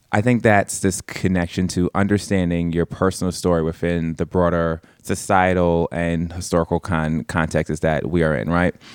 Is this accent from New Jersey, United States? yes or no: no; New York City, New York, United States; I'm born and raised in East, um, Harlem.